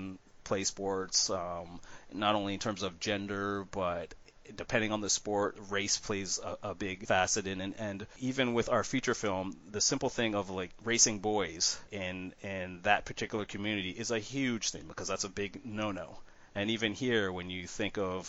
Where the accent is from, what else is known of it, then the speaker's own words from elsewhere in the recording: Canada; being a Canadian